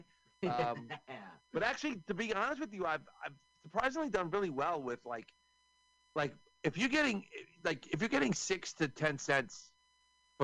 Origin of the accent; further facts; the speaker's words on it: New York, United States; I'm from New York